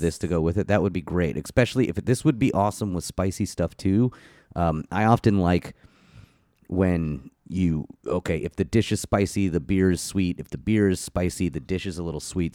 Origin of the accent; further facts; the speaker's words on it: Florida, United States; growing up in Florida